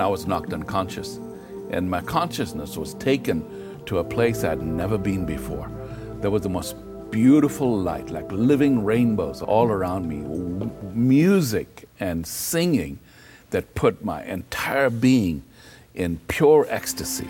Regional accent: Kenya; I was born in Kenya, Africa, of Hindu parents

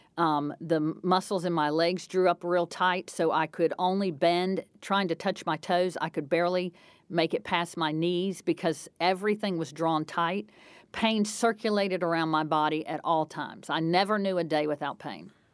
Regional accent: North Carolina, United States; moved away as an adult; also born or lived in Indiana; where I grew up in North Carolina

